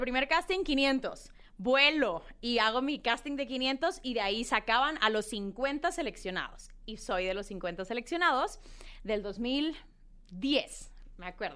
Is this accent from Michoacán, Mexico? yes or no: no; Culiacán, Sinaloa, Mexico; now in Mexico City, Mexico; yo soy eh, una niña de Culiacán, Sinaloa. Eh, pues nada, nací en Culiacán